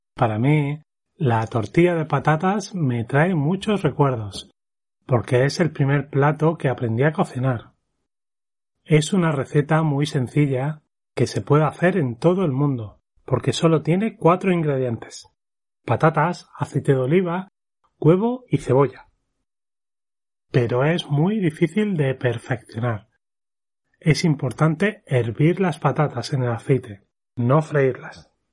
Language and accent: Spanish; Spain; now in Japan; en mi país tenemos una riqueza culinaria enorme